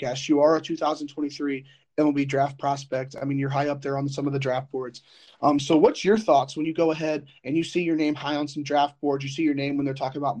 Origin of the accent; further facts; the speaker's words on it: Indiana, United States; I'm from Indiana